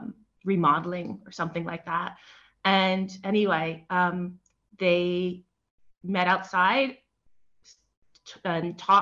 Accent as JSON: {"language": "English", "town": "Detroit", "region": "Michigan", "country": "United States", "tie": "born or raised there", "also_born_or_lived": "New York City", "moved": "as an adult", "lives_now": "Spain", "said": "I was born in Detroit."}